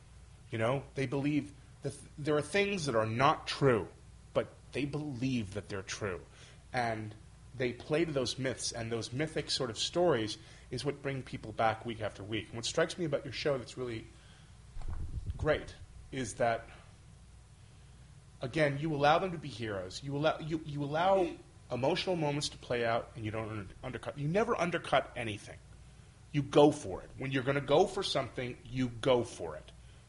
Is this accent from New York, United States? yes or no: yes; New York, United States; I'm Irish and I'm from New York